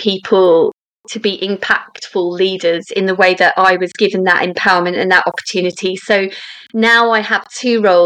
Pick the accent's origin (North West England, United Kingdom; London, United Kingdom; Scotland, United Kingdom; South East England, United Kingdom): London, United Kingdom; I grew up in Southwest London